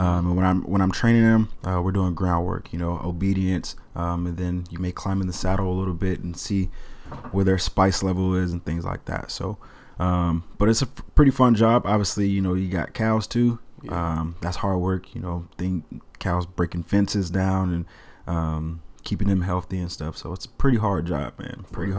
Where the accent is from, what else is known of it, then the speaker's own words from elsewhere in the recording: Kansas City, Missouri, United States; also born or lived in Mississippi; now in Portland, United States; from Kansas City, Missouri. Grew up in Kansas City, a little bit in Mississippi as well. I'm 23 years old. Just moved here to Portland not long ago.